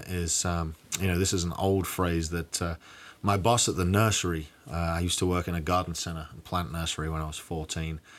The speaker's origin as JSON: {"language": "English", "region": "England", "country": "United Kingdom", "tie": "born or raised there", "moved": "yes", "lives_now": "Bryan, United States", "said": "I grew up in England when lad culture was becoming popular"}